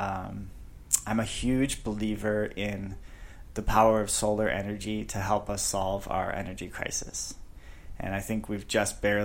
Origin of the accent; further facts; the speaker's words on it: just north of Chicago, Illinois, United States; now in Phoenix, United States; I grew up just outside Chicago, just north of Chicago.